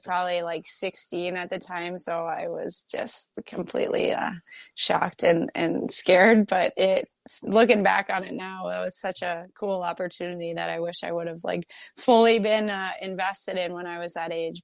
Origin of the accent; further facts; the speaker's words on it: Kingston, Ontario, Canada; now in Minnesota, United States; I grew up in Kingston, Ontario